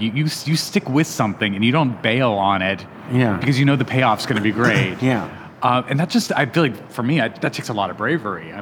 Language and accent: English; Albuquerque, New Mexico, United States; moved away; also born or lived in Montana / New York; I grew up in Albuquerque, New Mexico.